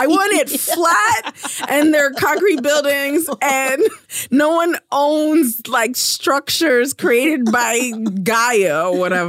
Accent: New York City, New York, United States; moved away; Yeah, I grew up in Brooklyn.

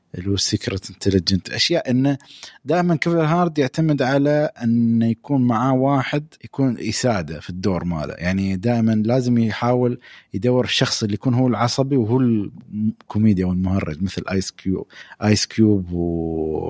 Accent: United Arab Emirates; عندنا في الامارات

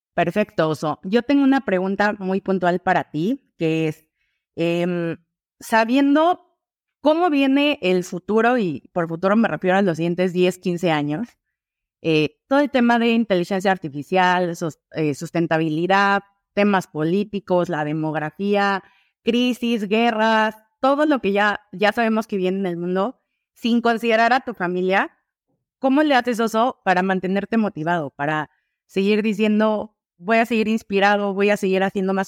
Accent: Mexico City, Mexico; Yo soy de Ciudad de México

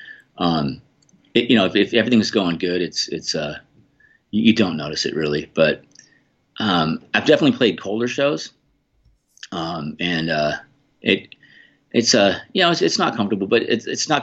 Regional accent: Boulder, Colorado, United States; I grew up in Boulder, Colorado

